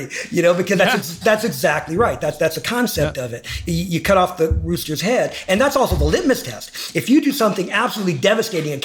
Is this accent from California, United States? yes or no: yes; Los Angeles, California, United States; I grew up in Hollywood.